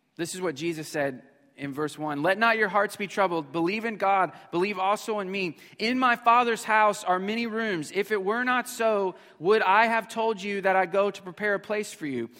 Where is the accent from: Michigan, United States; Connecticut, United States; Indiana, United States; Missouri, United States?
Missouri, United States; we were motel family, uh, growing up in Missouri.